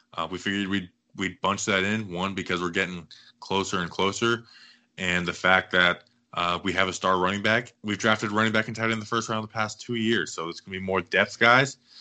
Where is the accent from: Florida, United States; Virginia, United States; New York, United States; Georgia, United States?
Florida, United States; Cocoa; my hometown, repping Coco